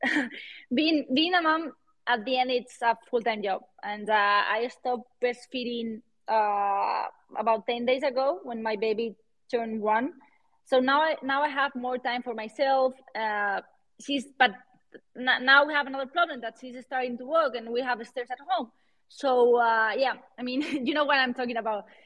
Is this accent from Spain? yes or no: yes; Valencia, Valencian Community, Spain; accent: Spanish; English is a second language; also born or lived in London / Miami / Switzerland; now in Madrid, Spain; I'm from Valencia, but I live in, in Madrid.